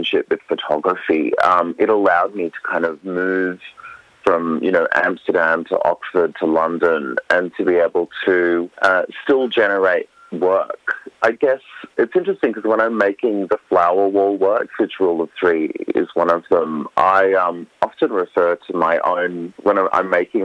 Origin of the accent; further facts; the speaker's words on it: Western Queensland, Australia; moved away as an adult; also born or lived in Europe; my childhood growing up in Western Queensland